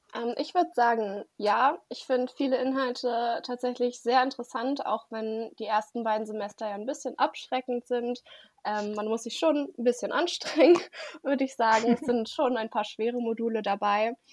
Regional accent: Germany; ich komme auch hier aus der Nähe und wollte in Berlin bleiben

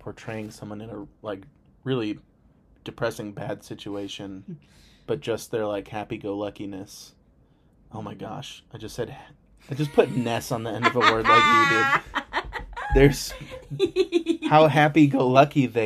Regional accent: United States; I'm too American

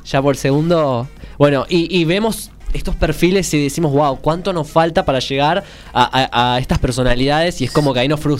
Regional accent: Villa Luzuriaga, Buenos Aires Province, Argentina; De Villa Lusuriaga, ah, ah, nosotros, también.

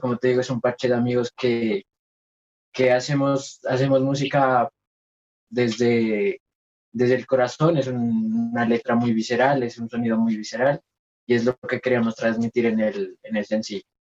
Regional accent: Nariño, Colombia; nosotros somos Concubar, eh, de Nariño para el mundo

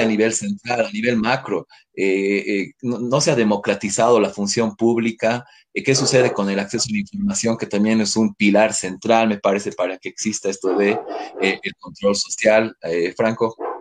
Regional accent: Bolivia; nosotros como bolivianos

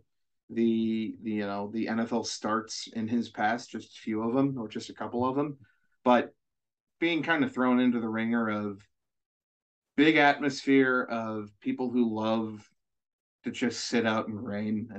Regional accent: hometown near Glenbard West High School, Illinois, United States; driving through my hometown, and I pointed out my high school and then mentioned the geography of the other high schools in like our district

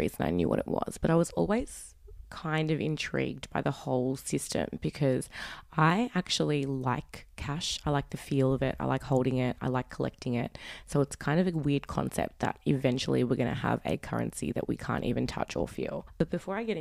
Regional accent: Sydney, New South Wales, Australia; I am from Sydney, Australia.

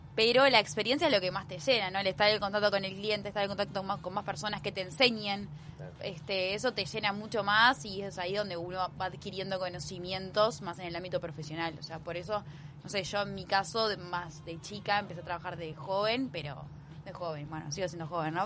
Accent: Montevideo, Uruguay; Yo soy de la capital, este, montevideana, montevideana

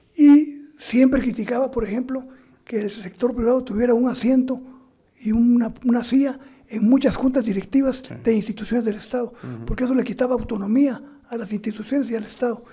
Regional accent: Guatemala; moved away; also born or lived in Mexico; soy guatemalteco

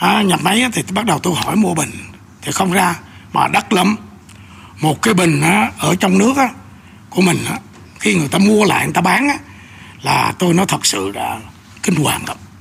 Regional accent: Bình Định, Vietnam; moved away; ở quê bình định ở quê tôi

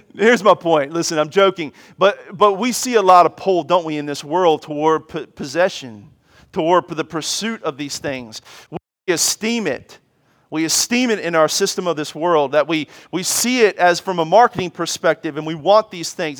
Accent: Washington, District of Columbia, United States; as a child, I grew up in Washington, D C

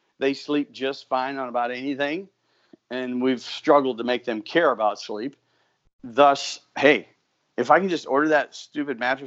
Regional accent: Mitchell, South Dakota, United States; I actually have a store in my hometown of Mitchell, South Dakota

